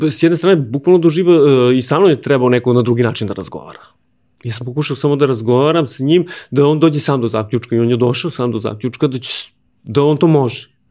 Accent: Aleksinac, Nišava District, Serbia; moved away as an adult; now in Belgrade, Serbia; ja sam iz Aleksinca, ja sam tu i započeo karijeru.

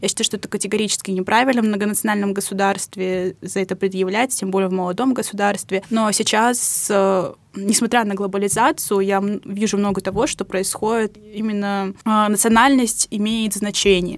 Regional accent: Ust-Kamenogorsk, East Kazakhstan Region, Kazakhstan; moved away as an adult; now in Moscow, Russia; Я приехала в Москву из Казахстана, мой родной город Усть-Каменогорск, это областной центр Восточного Казахстана

